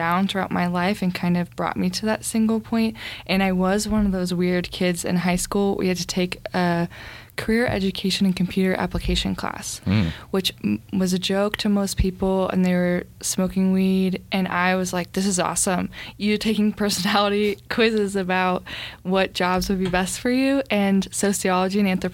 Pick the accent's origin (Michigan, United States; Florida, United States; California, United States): California, United States; Orange County, Southern; moved away as an adult; also born or lived in Utah; now in Salt Lake City, United States; growing up in Orange County.